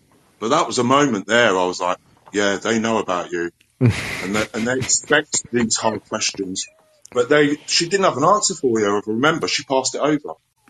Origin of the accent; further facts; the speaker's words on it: London, United Kingdom; now in Scotland, United Kingdom; But I'm actually originally from London, so I haven't really got a strong Scottish accent, but I've been here for 22 years.